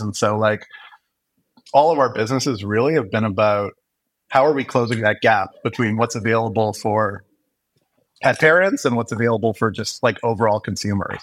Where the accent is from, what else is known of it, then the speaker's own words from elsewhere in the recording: Montreal, Quebec, Canada; moved away as an adult; now in Toronto, Canada; I grew up in Montreal, born and, and raised there.